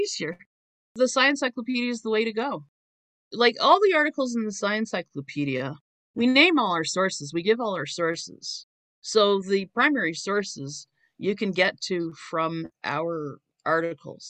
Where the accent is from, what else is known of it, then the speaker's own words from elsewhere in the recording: Canada; I'm from Canada